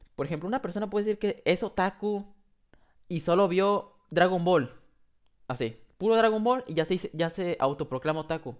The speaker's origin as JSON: {"language": "Spanish", "country": "Mexico", "said": "yo en México, que soy de ahí"}